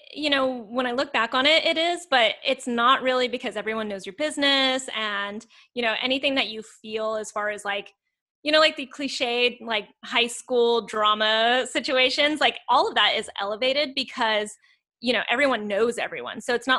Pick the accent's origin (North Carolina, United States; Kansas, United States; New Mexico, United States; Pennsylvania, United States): New Mexico, United States; a little town outside of Santa Fe; also born or lived in South Korea; I come from a little town outside of Santa Fe, New Mexico. And when I say little town, like the population was like 8,000. So it was like itty bitty. Like my graduating class, I think was like 48 people.